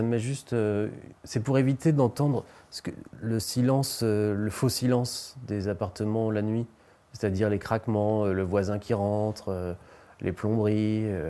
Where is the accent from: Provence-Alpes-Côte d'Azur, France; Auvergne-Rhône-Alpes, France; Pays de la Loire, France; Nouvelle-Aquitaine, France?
Pays de la Loire, France; Beaupréau; moved away; also born or lived in Nantes; Et j'ai grandi dans un village entre Nantes et Angers qui s'appelle Beaupréau